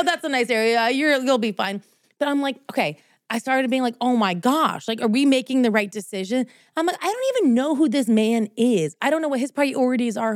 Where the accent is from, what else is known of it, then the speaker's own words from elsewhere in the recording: New Jersey, United States; moved away as an adult; now in Los Angeles, United States; New Jersey was because I felt like since that's where I grew up